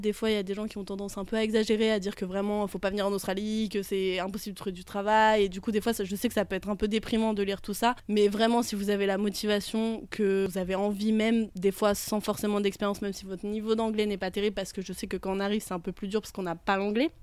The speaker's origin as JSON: {"language": "French", "area": "Haute-Savoie", "region": "Auvergne-Rhône-Alpes", "country": "France", "said": "je viens de Haute-Savoie, en France"}